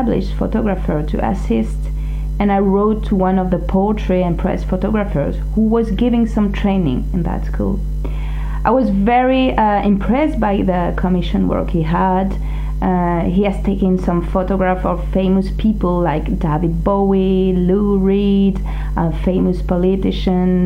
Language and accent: English; Grenoble, Auvergne-Rhône-Alpes, France; moved away as an adult; also born or lived in Montpellier; now in Paris, France; I was born in Grenoble in the Alps and studied economics in Montpellier in the south